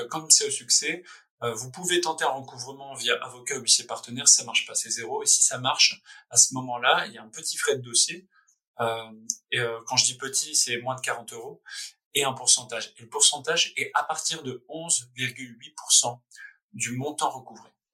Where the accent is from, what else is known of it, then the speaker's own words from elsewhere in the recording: France; also born or lived in Paris / San Francisco; c'est notre pays, enfin je suis français